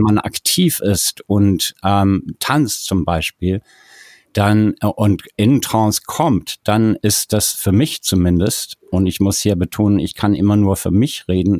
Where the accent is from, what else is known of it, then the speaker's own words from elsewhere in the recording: South Africa; moved away; Ich bin in Südafrika geboren und aufgewachsen